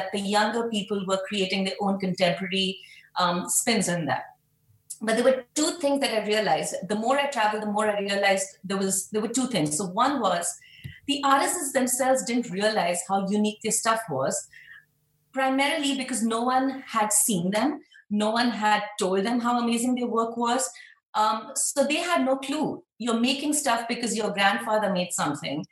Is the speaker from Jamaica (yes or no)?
no; Mumbai, Maharashtra, India; moved away as an adult; now in New York City, United States; I was born and brought up in Mumbai, India, and I've been in New York City for the past 14 years.